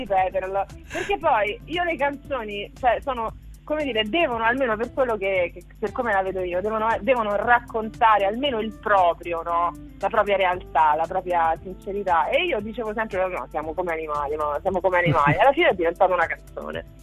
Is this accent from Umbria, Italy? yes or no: no; Ciampino, Lazio, Italy; Sempre Roma, io sono di Roma, sono di Ciampino, periferia di Roma